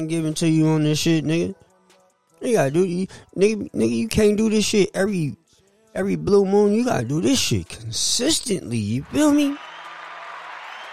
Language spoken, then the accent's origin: English; San Francisco, California, United States; I'm from Hunters Point